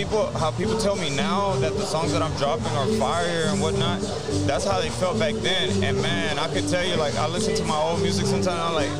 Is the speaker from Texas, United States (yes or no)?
yes; Houston, Texas, United States; also born or lived in Kingwood, Texas; So, I was raised in Southwest Houston.